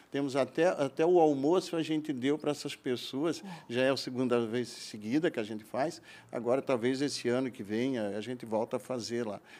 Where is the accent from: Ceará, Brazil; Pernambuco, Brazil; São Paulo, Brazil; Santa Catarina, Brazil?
Santa Catarina, Brazil; Rio do Oeste; also born or lived in Rio do Sul; Eu, eu, eu, eu, eu, sou natural aí do Alto Vale de Itajaí, né?